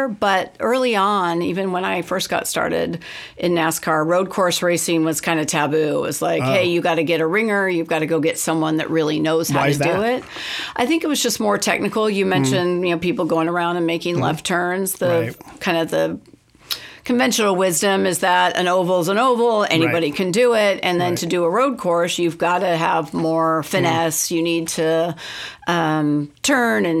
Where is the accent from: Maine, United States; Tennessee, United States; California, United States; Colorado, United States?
California, United States; Northern; moved away as an adult; growing up in Northern California at that time